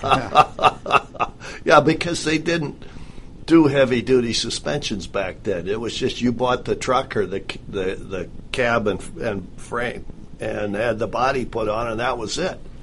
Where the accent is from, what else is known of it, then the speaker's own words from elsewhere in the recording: Midwest, United States; moved away; I grew up in the Midwest